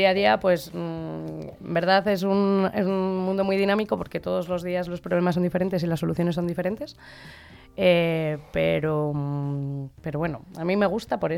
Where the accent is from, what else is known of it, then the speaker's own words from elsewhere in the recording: Segovia, Castile and León, Spain; moved away as an adult; now in Madrid, Spain; soy segoviana, eh, pero ya llevo 13 años en Madrid, o sea que ya casi puedo decir que soy gata.